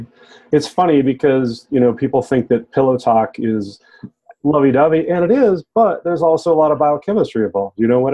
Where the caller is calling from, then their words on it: Durango, Colorado, United States; So I'm broadcasting today from Green Lab Solutions here in Durango, Colorado.